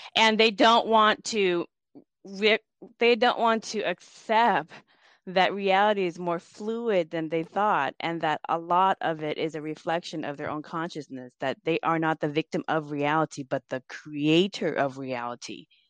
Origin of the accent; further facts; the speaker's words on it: United States; also born or lived in Laos; growing up in America